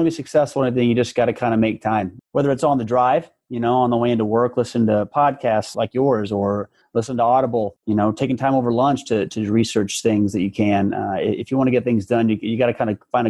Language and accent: English; Omaha, Nebraska, United States; Born and raised in Omaha, Nebraska